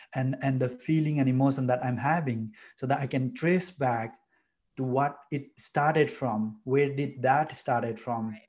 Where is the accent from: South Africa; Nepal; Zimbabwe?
Nepal; moved away as an adult; I'm from Nepal, a beautiful village uh, in Nepal. Uh, came here in 2015 to do my master's.